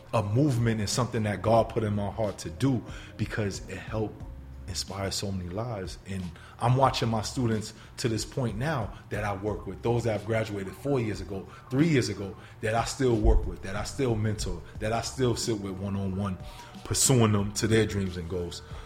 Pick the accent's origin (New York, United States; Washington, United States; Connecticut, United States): New York, United States; New York City; moved away as an adult; also born or lived in Sullivan County, New York; now in Buffalo, United States; originally, born and raised in the Bronx